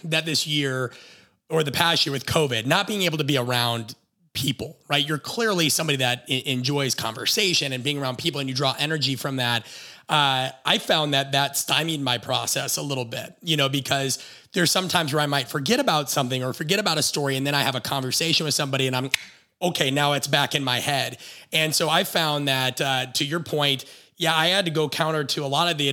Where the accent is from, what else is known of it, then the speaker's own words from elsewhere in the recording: Nebraska, United States; moved away; also born or lived in Phoenix / Los Angeles; My wife and I are from Nebraska